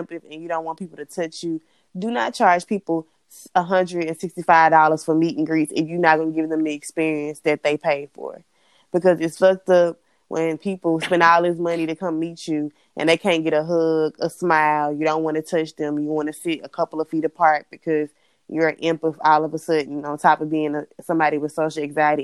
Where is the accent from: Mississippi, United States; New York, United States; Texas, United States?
Mississippi, United States; I was all the way from Mississippi